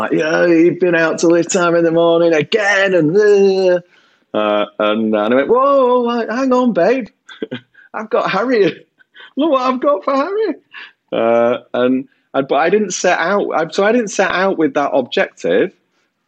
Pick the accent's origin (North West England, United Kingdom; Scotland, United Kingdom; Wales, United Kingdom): North West England, United Kingdom; Bolton; I'm a lad from Bolton that flogs washing machines and fridges and tellies and stuff.